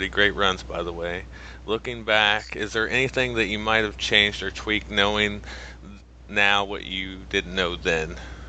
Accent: Missouri, United States; because I'm from Missouri

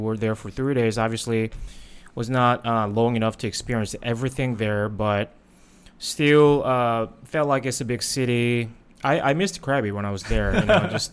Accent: South Korea; now in Ao Nang, Thailand; I grew up in Korea

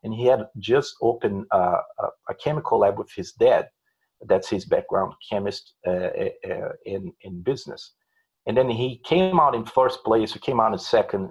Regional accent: Belo Horizonte, Minas Gerais, Brazil; first language Portuguese; English is a second language; moved away as an adult; also born or lived in São Paulo, Brazil / Indianapolis, United States; now in United States; I'm originally from Brazil. I'm from Belo Horizonte, the city, and then I moved to São Paulo when I was 15

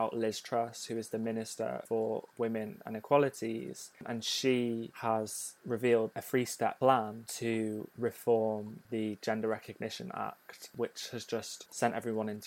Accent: North Wales, United Kingdom; moved away; I grew up in North Wales in a smaller town

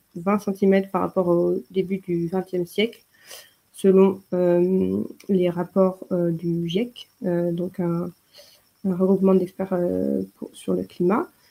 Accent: Paris, Île-de-France, France; moved away as an adult; now in Munich, Germany; je suis de Paris et je suis arrivée à Munich il y a un an et demi

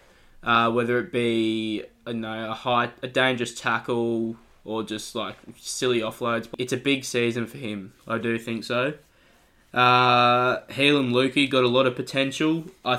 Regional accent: Queensland, Australia; I'm biased as a Queenslander

